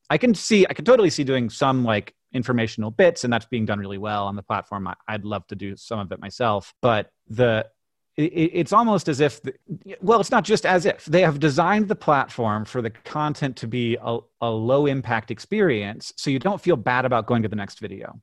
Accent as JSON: {"language": "English", "town": "Orlando", "region": "Florida", "country": "United States", "tie": "born or raised there", "also_born_or_lived": "Birmingham, Alabama", "said": "I was born in Birmingham, and then I grew up in Orlando, Florida."}